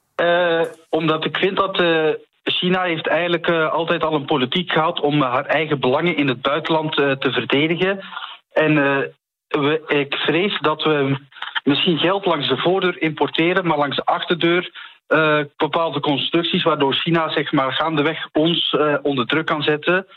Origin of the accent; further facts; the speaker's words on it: Flanders, Belgium; accent: Flemish; ik kom inderdaad oorspronkelijk uit Vlaanderen